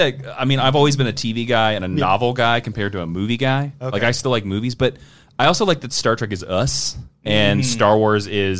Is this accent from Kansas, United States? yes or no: yes; Kansas, United States; I'm from Kansas